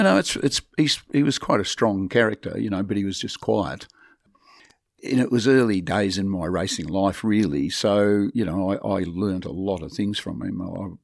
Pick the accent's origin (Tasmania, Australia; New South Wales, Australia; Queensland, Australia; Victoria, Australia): Tasmania, Australia; Devonport; moved away; I would still be living in Devonport